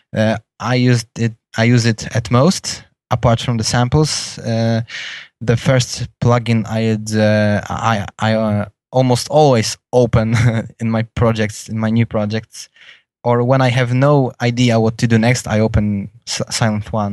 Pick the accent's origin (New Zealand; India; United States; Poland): Poland; English is a second language; in my home country in the city of Gdańsk